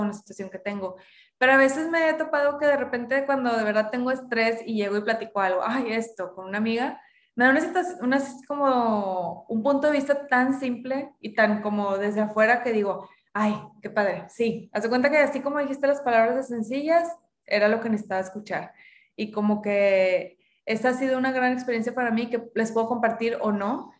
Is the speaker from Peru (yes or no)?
no; Monterrey, Nuevo León, Mexico; yo crecí, nací y crecí en Monterrey, mis papás ambos son regios también